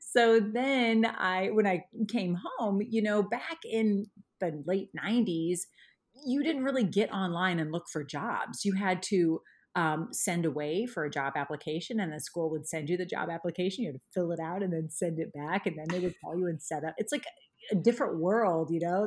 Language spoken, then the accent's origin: English; Indiana, United States; moved away as an adult; now in Nashville, United States; I'm originally from Indiana